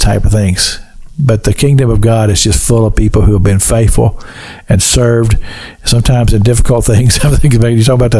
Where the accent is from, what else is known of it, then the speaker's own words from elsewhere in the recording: Kentucky, United States; the little church I grew up in Kentucky